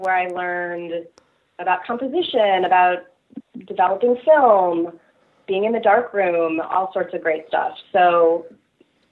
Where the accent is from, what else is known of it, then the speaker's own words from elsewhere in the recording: Birmingham, Michigan, United States; now in Los Angeles, United States; I'm originally from Birmingham, Michigan, which is part of suburban